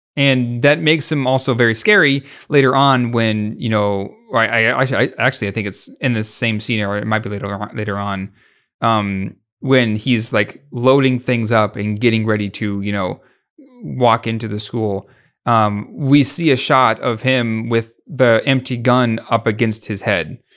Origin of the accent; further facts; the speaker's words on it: United States; we're both American